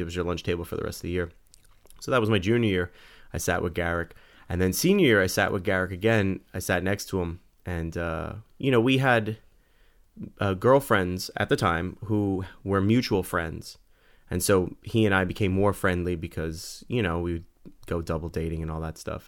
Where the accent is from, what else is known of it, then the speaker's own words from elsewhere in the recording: New York City, New York, United States; we grew up in the Bronx, and, and where, where I grew up, it was a very melting pot